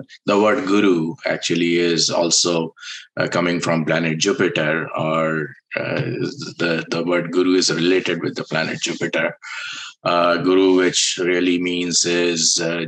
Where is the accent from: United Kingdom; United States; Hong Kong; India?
India; I was born in India